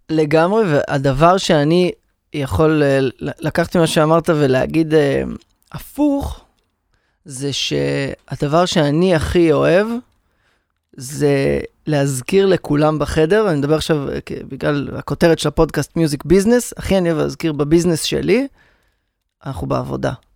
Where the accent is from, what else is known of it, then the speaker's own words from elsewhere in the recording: Rehovot, Central District, Israel; אחרי שגדלתי ברחובות